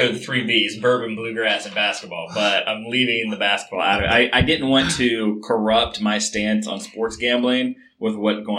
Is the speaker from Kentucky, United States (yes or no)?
yes; Kentucky, United States; now in Ohio, United States; I think about Kentucky, my home state